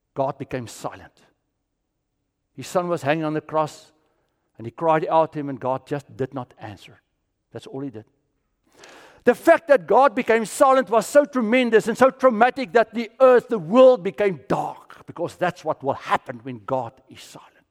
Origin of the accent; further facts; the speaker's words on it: South Africa; also born or lived in Orlando / Kissimmee; now in Florida, United States; I'm from South Africa